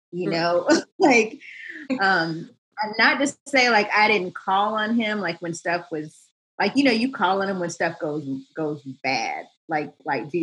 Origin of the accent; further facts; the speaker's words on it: Charlotte, North Carolina, United States; I'm from the South. I'm from Charlotte, North Carolina. And so we were at church all the time, like grew up in like the youth choir